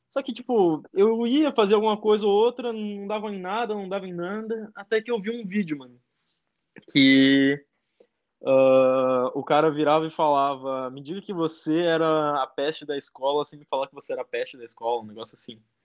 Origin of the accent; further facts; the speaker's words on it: Rio Grande do Sul, Brazil; moved away as an adult; now in São Paulo, Brazil; cresci no Rio Grande do Sul